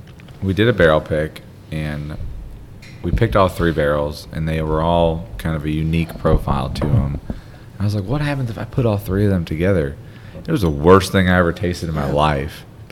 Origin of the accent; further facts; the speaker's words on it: Philadelphia, Pennsylvania, United States; moved away; also born or lived in Washington, D.C.; So I'm from Philadelphia. I lived in D.C. for 15 years